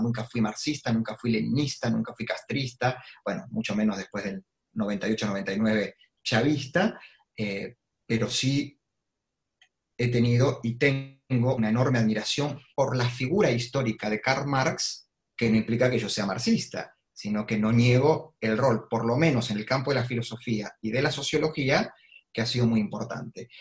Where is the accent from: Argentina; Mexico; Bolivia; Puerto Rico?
Argentina; Avellaneda, Buenos Aires Province; centros de estudiantes de Avellaneda, en mi ciudad natal, en la provincia de Buenos Aires